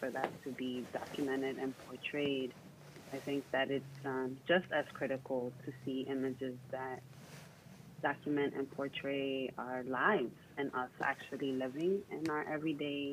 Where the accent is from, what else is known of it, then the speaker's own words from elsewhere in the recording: New York, United States; also born or lived in Puerto Rico / Dominican Republic (parents); I grew up in New York